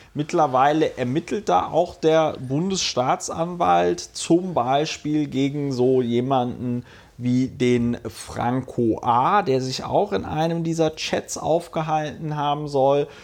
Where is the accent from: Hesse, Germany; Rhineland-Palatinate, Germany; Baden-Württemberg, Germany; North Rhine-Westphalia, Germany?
Rhineland-Palatinate, Germany; Hunsrück; accent: Hunsrücker Platt; ich komme ja aus dem Hunsrück und spreche noch ein bisschen Hunsrücker Platt.